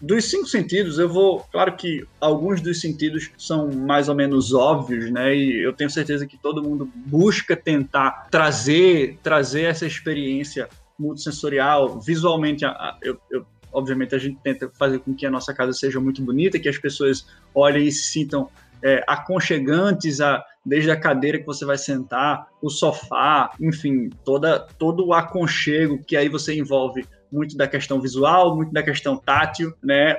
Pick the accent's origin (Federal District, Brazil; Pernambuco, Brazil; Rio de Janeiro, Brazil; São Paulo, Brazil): Pernambuco, Brazil; Recife; eu sou, eu sou de Recife.